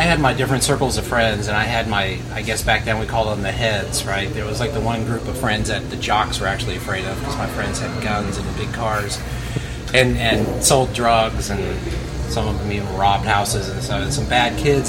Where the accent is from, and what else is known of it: Houston, Texas, United States; born or raised there; also born or lived in Connecticut / Northridge, Los Angeles, California